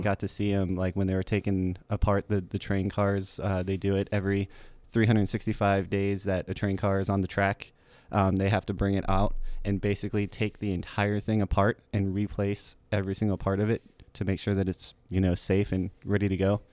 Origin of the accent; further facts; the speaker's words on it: Port Charlotte, Florida, United States; also born or lived in Tampa, Florida; from a little town called Port Charlotte, Florida